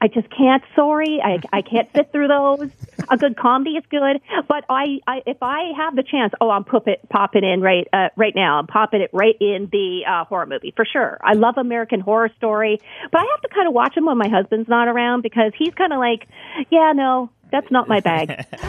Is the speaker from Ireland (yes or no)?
no; Canada; You realize, when we come out of the womb, we have skates on.